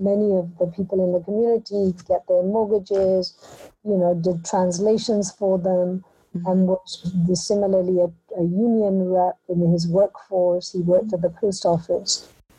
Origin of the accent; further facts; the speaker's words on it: Punjab, India; born there; I was born in India. Mm-hmm. In Punjab, in a rural village.